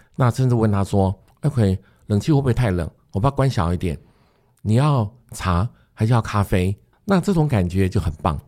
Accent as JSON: {"language": "Chinese", "region": "Taoyuan", "country": "Taiwan", "said": "我也是桃园人"}